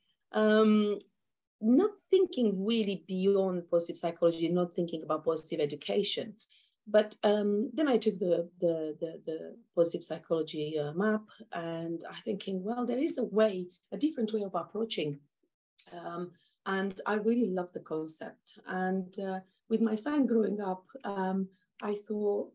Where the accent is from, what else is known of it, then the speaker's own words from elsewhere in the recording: Romania; moved away as an adult; now in United Kingdom; I'm originally from Romania